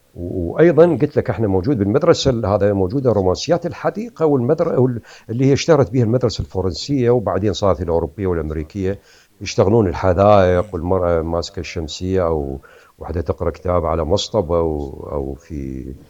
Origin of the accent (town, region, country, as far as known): Iraq; moved away as an adult; also born or lived in Kharkiv, Ukraine; now in Canada